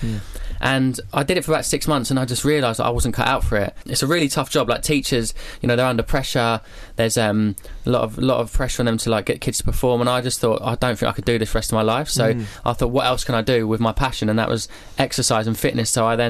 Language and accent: English; Epsom, South East England, United Kingdom; I grew up in a place called Epsom in Surrey.